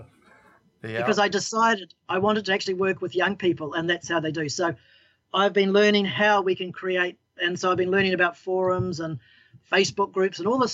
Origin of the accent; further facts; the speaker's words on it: New Zealand; I'm a Kiwi gardener.